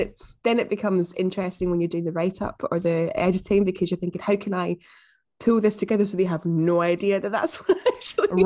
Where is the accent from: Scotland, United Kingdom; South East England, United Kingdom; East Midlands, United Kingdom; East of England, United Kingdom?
Scotland, United Kingdom; Glasgow; also born or lived in Newcastle; I'm from Glasgow, as you probably can hear